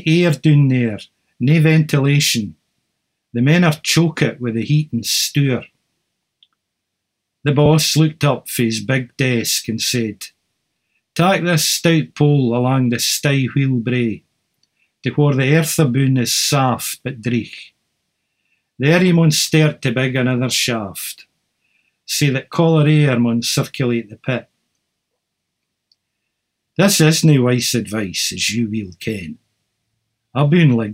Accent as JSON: {"language": "English", "town": "Cowdenbeath", "region": "Scotland", "country": "United Kingdom", "tie": "born or raised there", "said": "I was growing up in Cowdenbeath in the 1960s and you heard Scots all the time in the house"}